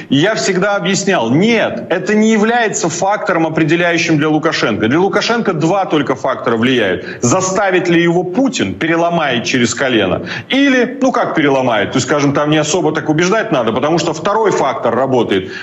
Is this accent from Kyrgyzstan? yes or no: no; Belarus; moved away; я как белорус, как политик